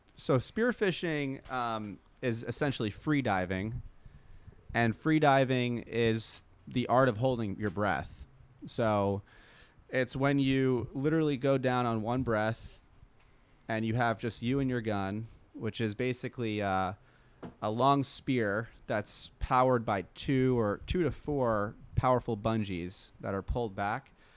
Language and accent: English; New York, United States; We grew up surfing in New York